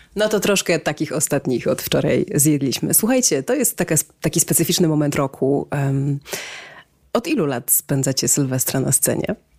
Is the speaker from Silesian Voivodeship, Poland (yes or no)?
yes; Cieszyn, Silesian Voivodeship, Poland; w Cieszynie, skąd jestem